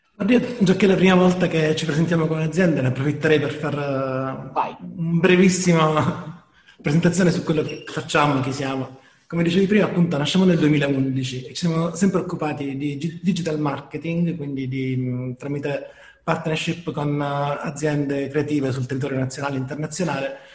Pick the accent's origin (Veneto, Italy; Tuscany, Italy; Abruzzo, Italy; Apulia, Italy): Apulia, Italy; da noi in Puglia